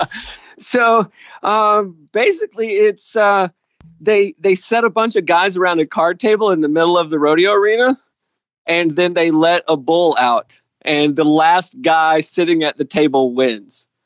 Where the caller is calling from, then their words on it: Indiana, Pennsylvania, United States; I am calling from Indiana, Pennsylvania